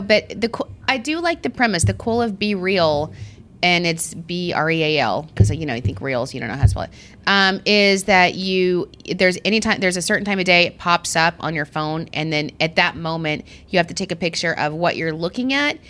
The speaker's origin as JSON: {"language": "English", "region": "Arizona", "country": "United States", "moved": "yes", "lives_now": "Long Island, United States", "said": "I'm from Arizona. There's bobcats everywhere."}